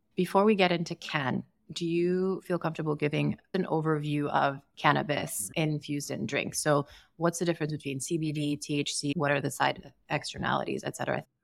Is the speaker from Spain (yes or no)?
no; Sierra Leone; I grew up in Sierra Leone and didn't drink until I turned, I think, twenty-one